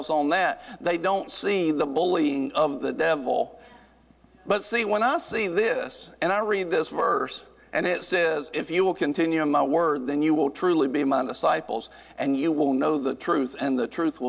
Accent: North Carolina, United States; growing up in North Carolina, you kind of grow up around some rednecks

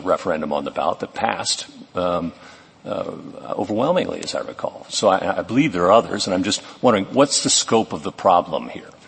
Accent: Colorado, United States; my home state of Colorado

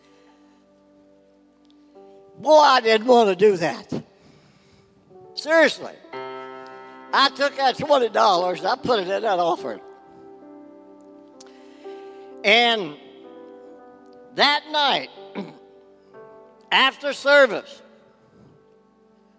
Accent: West Virginia, United States; now in Ohio, United States; my hometown where I was raised in West Virginia

